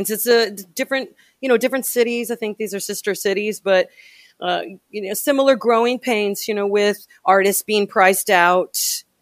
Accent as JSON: {"language": "English", "town": "Louisville", "region": "Kentucky", "country": "United States", "tie": "born or raised there", "also_born_or_lived": "Indianapolis / Houston / Austin", "said": "No, uh, I was born in Indianapolis and I was raised in Louisville before my family moved to Houston and then to Austin."}